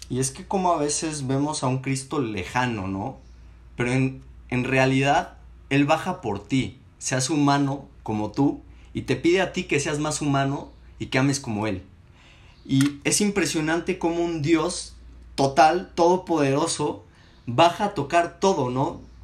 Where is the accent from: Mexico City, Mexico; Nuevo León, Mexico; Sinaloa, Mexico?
Mexico City, Mexico; now in Saltillo, Mexico; tengo 19 años y soy capitalino.